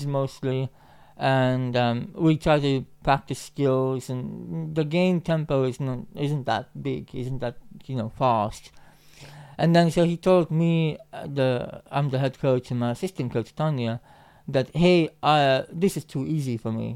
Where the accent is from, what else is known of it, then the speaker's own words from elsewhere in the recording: Finland; being Finnish